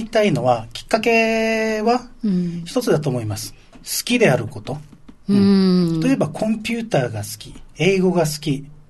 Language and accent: Japanese; Naha, Okinawa, Japan; おろくから来ました